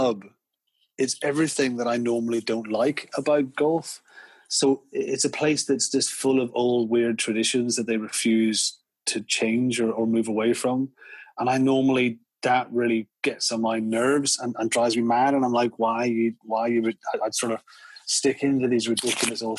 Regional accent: County Down, Northern Ireland, United Kingdom; I am from County Down

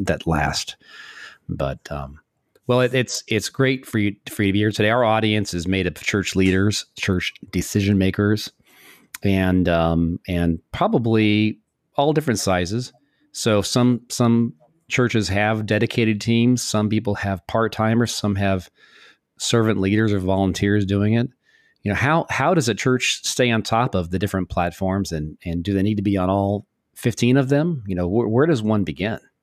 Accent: New York, United States; also born or lived in Florida; We're both, uh, New Yorkers

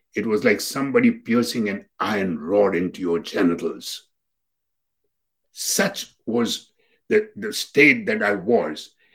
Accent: India; now in United States; we South Asians Indians

